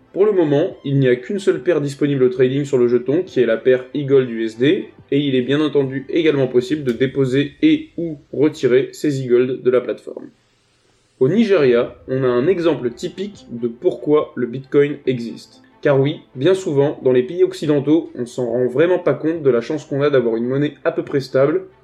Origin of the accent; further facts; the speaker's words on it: France; Je suis français